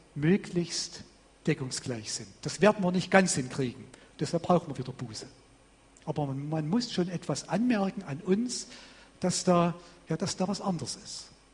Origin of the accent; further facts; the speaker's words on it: Vogtland, Saxony, Germany; bei uns im Vogtland, wo ich herkomme